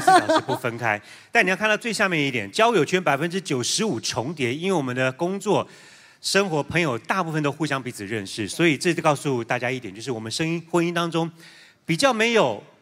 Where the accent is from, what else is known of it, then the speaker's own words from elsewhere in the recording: Taiwan; 念完书回到台湾之后